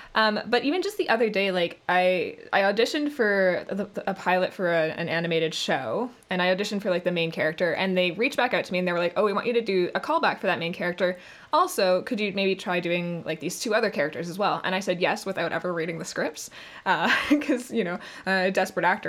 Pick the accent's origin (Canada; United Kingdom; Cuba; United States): Canada; accent: Canadian; being a Canadian voice actor